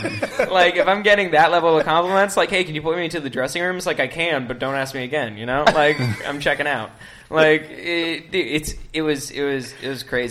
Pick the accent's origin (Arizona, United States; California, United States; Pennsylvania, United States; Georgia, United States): Arizona, United States; also born or lived in Sarasota, Florida / Chicago, Illinois; I was born in Florida, Sarasota. Moved to Chicago when I was 3, and then when I was 5, I moved to Arizona